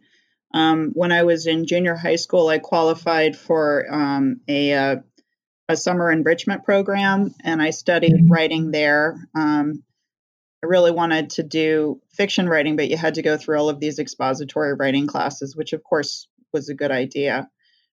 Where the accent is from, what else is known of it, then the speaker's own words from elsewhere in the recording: Northeast, United States; also born or lived in California; we moved to the Northeast when I was a little girl